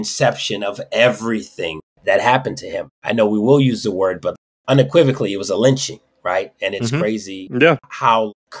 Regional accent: Detroit, Michigan, United States; I have fond memories growing up in Detroit

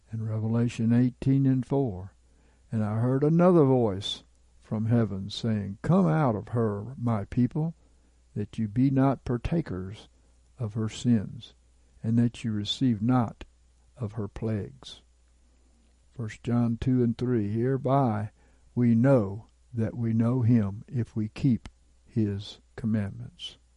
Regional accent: Jason, Indiana, United States; So I started walking down the road in the town where I grew up in Jason, Indiana, on South Meridian Street.

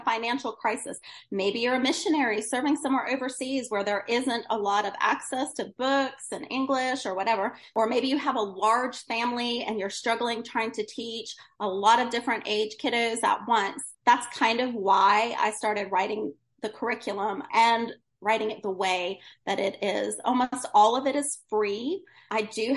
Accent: Woodstock, New York, United States; I grew up in Woodstock, New York

